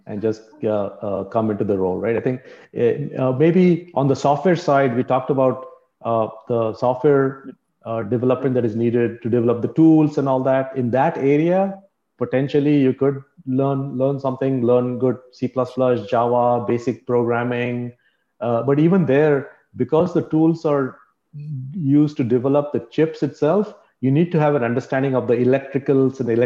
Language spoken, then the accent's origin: English; Pune, Maharashtra, India; I was born in Pune